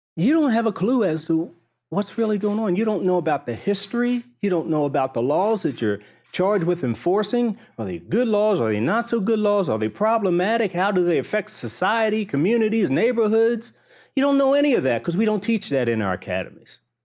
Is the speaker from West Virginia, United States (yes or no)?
no; Baltimore, Maryland, United States; I grew up in Baltimore